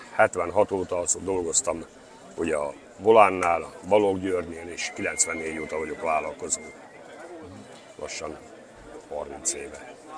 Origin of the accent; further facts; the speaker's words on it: Csókakő, Fejér, Hungary; Ott születtem, ott is nevelkedtem, és mai napig is ott